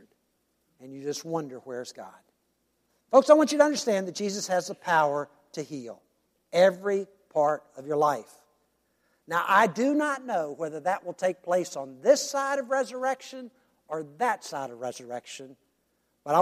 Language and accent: English; United States; we as American Christians